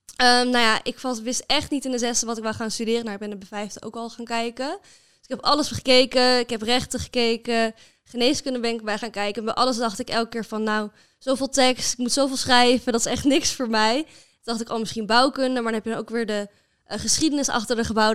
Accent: Amersfoort, Utrecht, Netherlands; moved away as an adult; now in Groningen, Netherlands; Ik kom oorspronkelijk uit Amersfoort

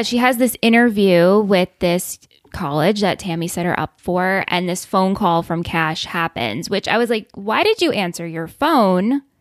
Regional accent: New York, United States; in my mind as being a New Yorker

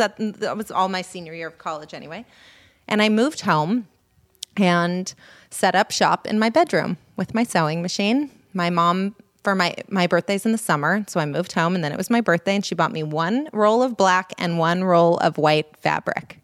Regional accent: Los Angeles, California, United States; also born or lived in Berkeley; I grew up in Los Angeles

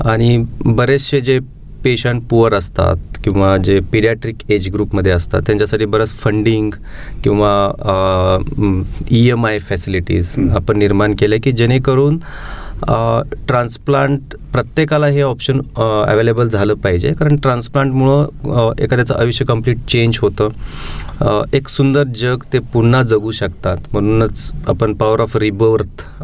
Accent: Madgule, Maharashtra, India; so मी मूळचा एका खेड्यात राहणारा मुलगा आहे माझे आईवडील शेतकरी आहेत आणि तशी फारशी स्कूलची सुविधा खेड्यामध्ये नव्हती पण मी गदिमाळूळकरांच्या गावचा माडगुळे या गावचा असून

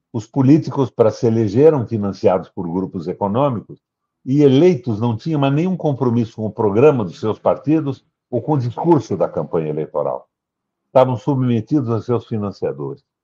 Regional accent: Paraná, Brazil; eu sou do Paraná.

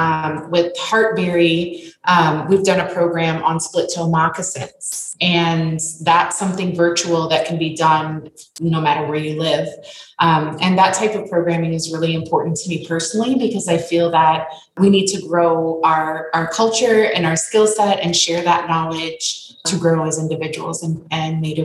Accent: Sioux City, Iowa, United States; also born or lived in Winnebago, Nebraska; now in Minneapolis, United States; I was born in Winnebago, Nebraska, at the Indian Health Service Hospital, and raised in Sioux City, Iowa.

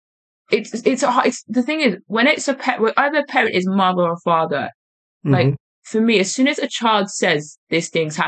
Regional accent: London, United Kingdom; I'm from London, innit?

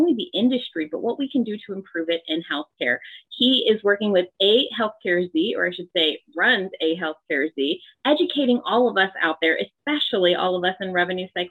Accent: near Johns Hopkins, Maryland, United States; I grew up near Hopkins

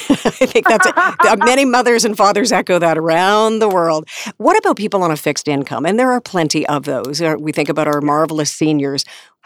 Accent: Canada; We as Canadian citizens

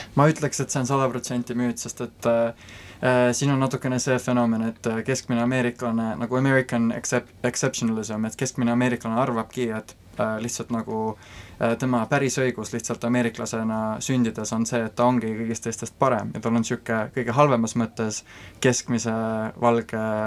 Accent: Estonia; moved away as an adult; also born or lived in Rotterdam, Netherlands; now in Silicon Valley, United States; Eesti on selline koht äh,, Äh, kust ma olen pärit, äh, siin on minu tugisüsteem, minu äh, sõbrad ja pere, minu juured

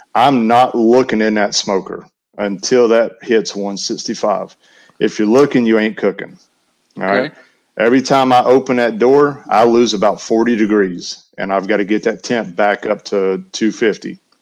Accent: Western North Carolina, United States; also born or lived in Alabama; now in Tennessee, United States; I grew up in Western North Carolina, so I was on the other side of Knoxville

